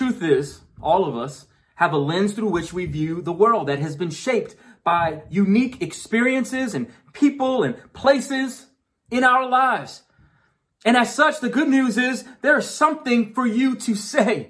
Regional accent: New York, United States; I grew up in New York

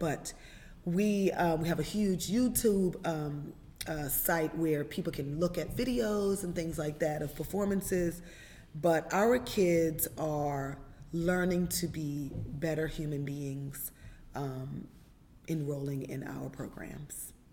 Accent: New York City, New York, United States; growing up in Brooklyn

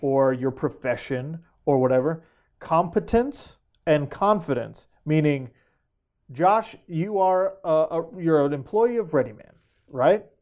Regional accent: Sandy, Utah, United States; I grew up in Sandy, Utah, in a mid, upper middle class family

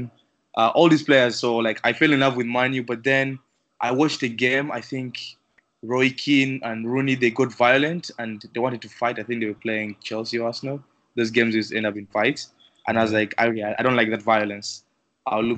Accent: Uganda; also born or lived in Freiburg, Germany / upstate New York; now in New York, United States; I'm from Uganda.

